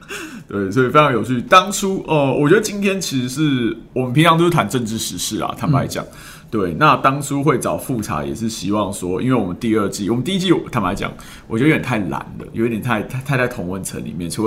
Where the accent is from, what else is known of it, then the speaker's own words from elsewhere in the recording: Taiwan; born there; 我是九零年代出生，台湾那时候叫做刚戒严